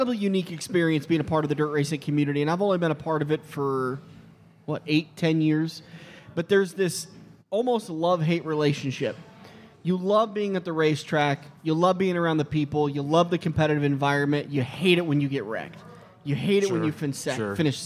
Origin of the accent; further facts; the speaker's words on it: Red Oak, Iowa, United States; I grew up in Red Oak